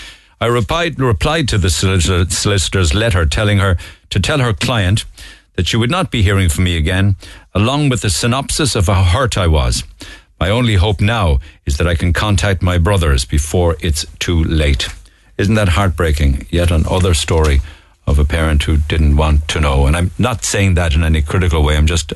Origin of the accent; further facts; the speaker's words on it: Cork, Munster, Ireland; I grew up in Farranree. He grew up in Ballyvolan.